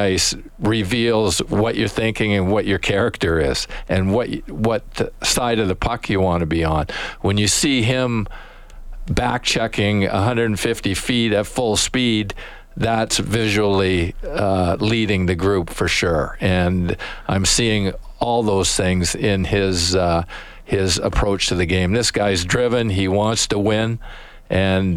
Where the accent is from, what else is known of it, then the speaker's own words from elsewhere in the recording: Ontario, Canada; now in Edmonton, Canada; I'm from Ontario, but I came out here in 1985, and I've got my Western papers now